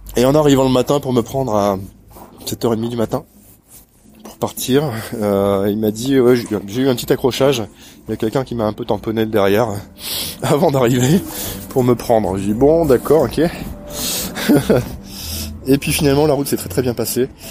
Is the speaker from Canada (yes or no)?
no; Normandy, France; je suis normand